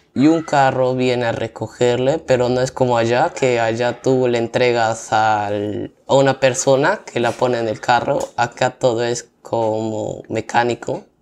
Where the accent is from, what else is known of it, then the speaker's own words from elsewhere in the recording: Pucallpa, Ucayali, Peru; yo vengo de la ciudad de Pucallpa, que está ubicada en la selva del Perú